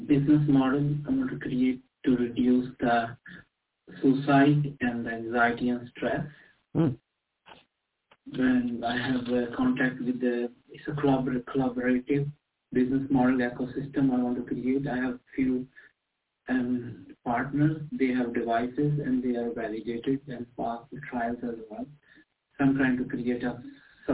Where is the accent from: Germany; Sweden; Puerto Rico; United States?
Sweden; northern Sweden; I'm from Sweden, north of Sweden